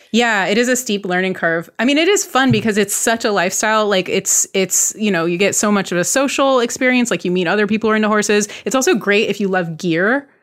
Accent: Bay Area, California, United States; I grew up in the Bay Area

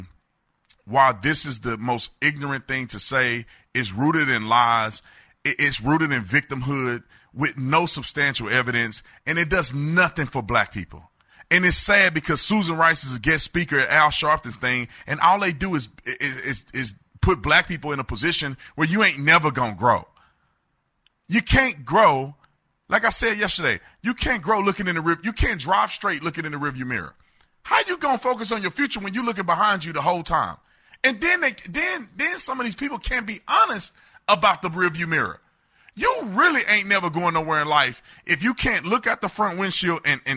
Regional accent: Fort Worth, Texas, United States; I grew up in Fort Worth, Texas

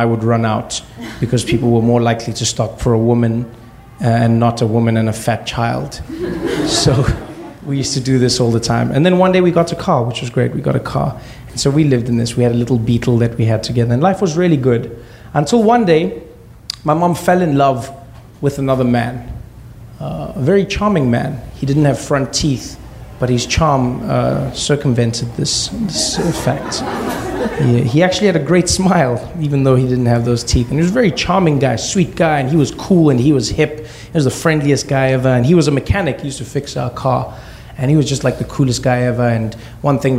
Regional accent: South Africa; born or raised there

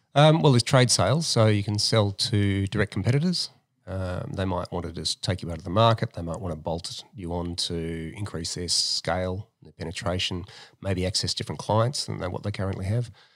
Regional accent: Melbourne, Victoria, Australia; also born or lived in America; now in Sydney, Australia; I'm from Melbourne

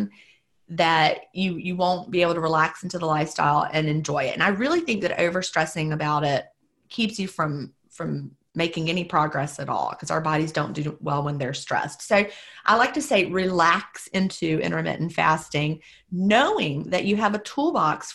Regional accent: the American South, United States; being a Southerner

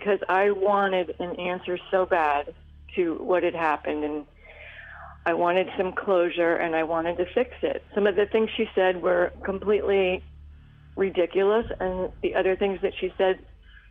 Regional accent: New York, United States; now in Florida, United States; I'm a New Yorker myself

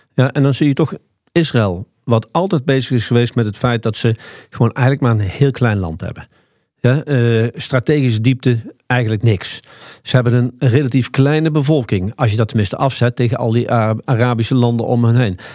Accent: Nijmegen, Gelderland, Netherlands; ik kom uit Nijmegen

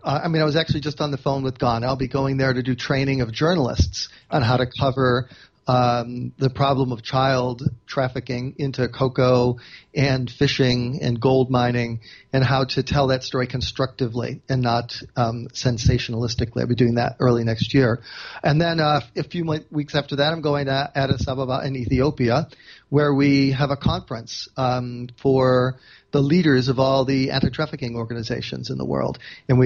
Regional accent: Chicago, Illinois, United States; I grew up in Chicago, where, like, this is hard scrabble journalism town.

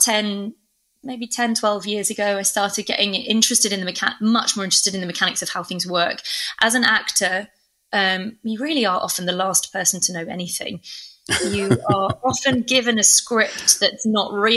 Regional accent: England, United Kingdom; also born or lived in Oxford / London; I'm from England

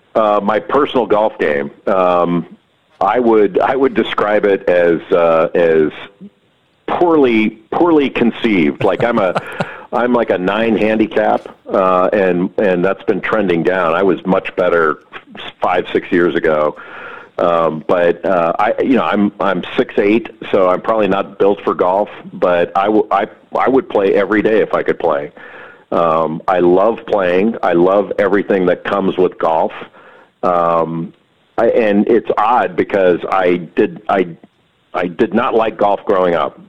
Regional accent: Los Angeles, California, United States; moved away; I grew up right uh, right near Los Angeles Country Club

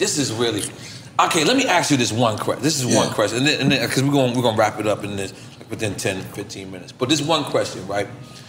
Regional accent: Philadelphia, Pennsylvania, United States; Listen, I'm from Philadelphia niggas together.

